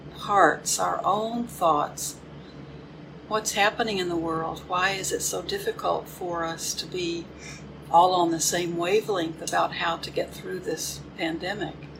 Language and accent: English; Houston, Texas, United States; now in Crystal Lake, United States; My hometown is Houston